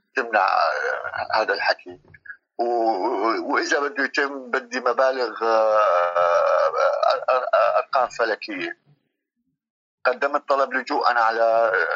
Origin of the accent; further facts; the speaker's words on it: Syria; moved away as an adult; also born or lived in Lebanon; now in Turkey; طلعت من من سوريا آه، آه، للبنان ضليت سنه بلبنان